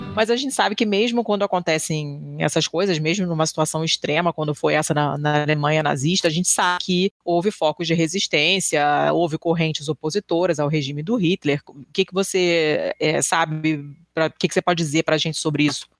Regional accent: Rio de Janeiro, Brazil; eu sou do Rio e, e, cresci na Lagoa

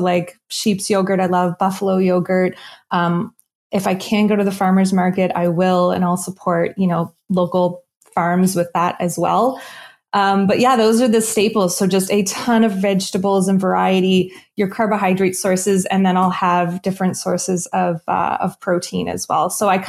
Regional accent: East Coast, United States; Salmon, I'm from the East Coast, so I always have, you know, fish is a huge staple in my diet.

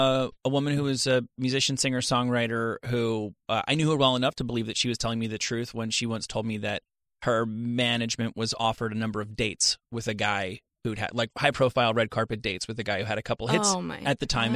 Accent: New Jersey, United States; I grew up in New Jersey

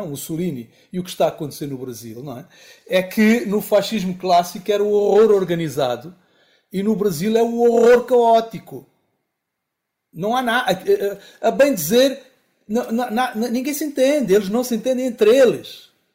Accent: Angola; also born or lived in Lisbon, Portugal; sou angolano

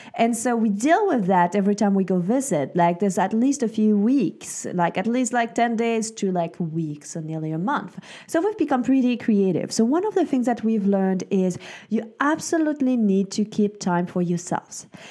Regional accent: Switzerland; moved away; I grew up in Switzerland.

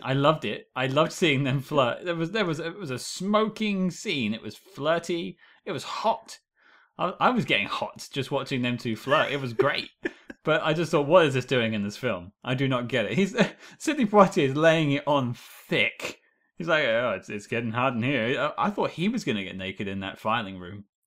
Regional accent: United Kingdom; being British

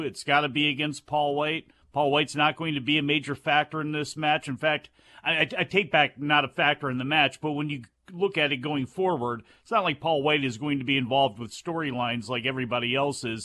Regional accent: East Coast, United States; being from the East Coast

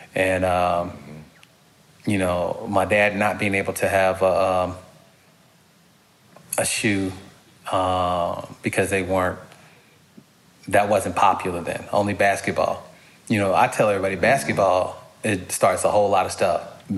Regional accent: Pittsburgh, Pennsylvania, United States; born there; because I was born outside of Pittsburgh. And my entire family, except like three people, are diehard Steeler fans.

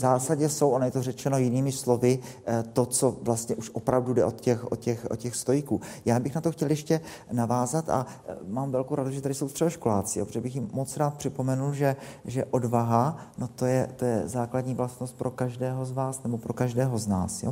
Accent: Czechia; my máme jako Češi

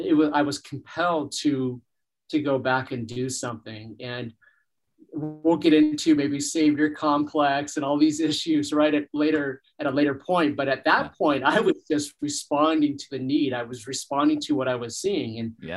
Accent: Orange County, California, United States; as a young person growing up in Orange County, California, in a church

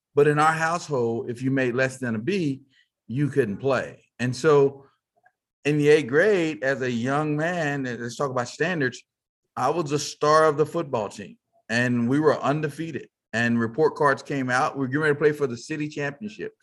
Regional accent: Fort Worth, Texas, United States; I grew up in Fort Worth, Texas, uh, as they say, cow town

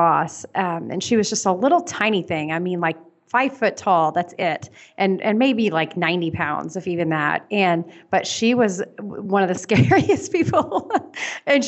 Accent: Tulsa, Oklahoma, United States; I'm from Tulsa, Oklahoma

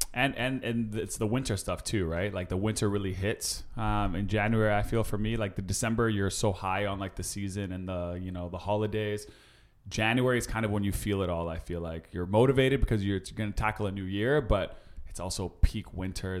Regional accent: Winnipeg, Manitoba, Canada; now in Toronto, Canada; my hometown Winnipeg

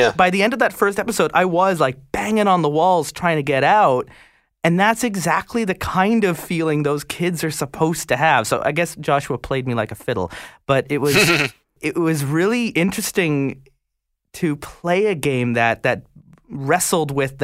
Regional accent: Canada; also born or lived in Ireland; growing up in Canada in the 80s

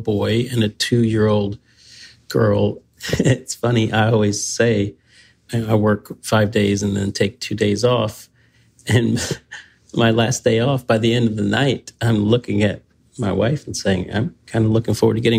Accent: the South, United States; as a Southerner

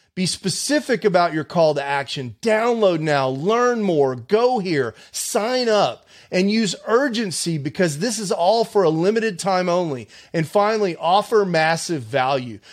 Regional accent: Houston, Texas, United States; I'm from Houston originally

